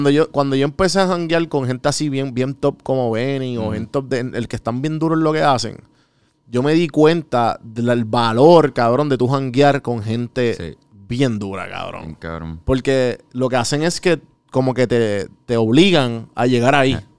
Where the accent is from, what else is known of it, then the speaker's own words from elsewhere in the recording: Puerto Rico; moved away; yo aprendí eso cuando me fui de Puerto Rico